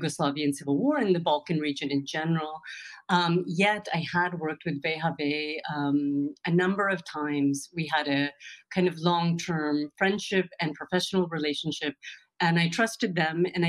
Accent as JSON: {"language": "English", "region": "California", "country": "United States", "tie": "born or raised there", "also_born_or_lived": "New York", "moved": "as an adult", "lives_now": "Berlin, Germany", "said": "I was born in the U.S. My parents left Punjab, India in 1974"}